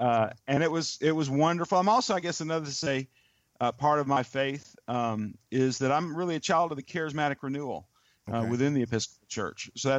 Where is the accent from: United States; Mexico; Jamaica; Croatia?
United States; the South; And what I mean by that is I grew up in the South. My family, sadly, we own slaves. I'm eighth generation